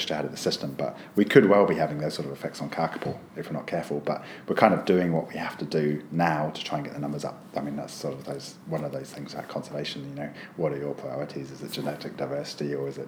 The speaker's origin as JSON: {"language": "English", "country": "United Kingdom", "tie": "born or raised there", "also_born_or_lived": "United States", "moved": "as an adult", "lives_now": "New Zealand", "said": "as a kid growing up in the UK"}